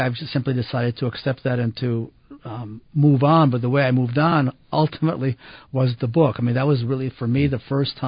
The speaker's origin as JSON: {"language": "English", "town": "Ann Arbor", "region": "Michigan", "country": "United States", "tie": "born or raised there", "moved": "yes", "lives_now": "Salt Lake City, United States", "said": "I was raised in Ann Arbor, Michigan"}